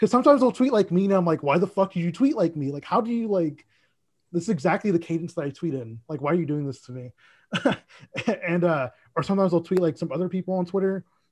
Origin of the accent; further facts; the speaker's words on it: Dallas, Texas, United States; also born or lived in Mesquite, Texas; I am from Dallas